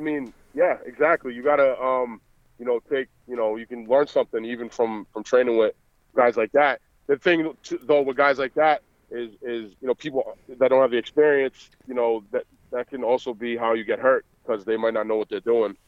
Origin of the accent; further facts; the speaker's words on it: Providence, Rhode Island, United States; accent: Boston; I'm actually from Providence, Rhode Island, but I'm in Boston all the time, so I'm back and forth. But it's kind of a similar accent.